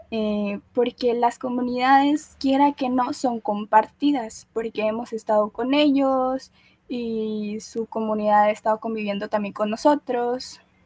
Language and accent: Spanish; Guatemala; yo soy chapina, soy guatemalteca